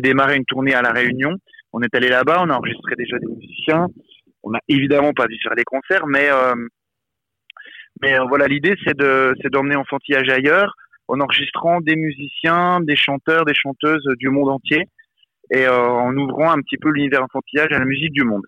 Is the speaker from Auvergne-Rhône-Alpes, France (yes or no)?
no; Besançon, Bourgogne-Franche-Comté, France; j'ai grandi à Besançon